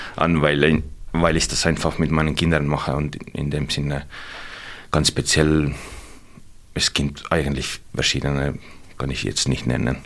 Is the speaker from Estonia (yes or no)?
yes; South Estonia, Estonia; German is a second language; moved away as an adult; now in Germany; Ich, ich komme aus Südestland und natürlich Berge haben wir da nicht